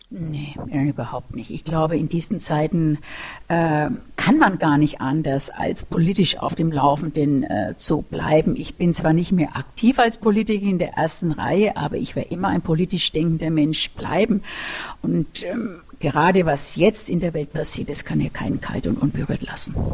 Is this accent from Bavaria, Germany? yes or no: yes; Nuremberg, Bavaria, Germany; nämlich ich bin ja aus Nürnberg und es war in Erlangen und mit dem Bus war es halt doch eineinhalb Stunden immer Hinfahrt.